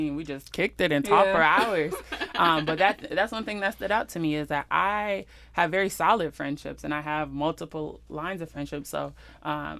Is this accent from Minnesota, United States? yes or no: yes; Minneapolis, Minnesota, United States; moved away as an adult; now in Las Vegas, United States; I'm from Minneapolis, Minnesota. I moved to Las Vegas about 3 years